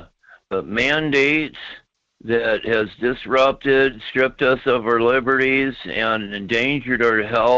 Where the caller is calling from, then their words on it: Fairbanks, Alaska, United States; from Fairbanks.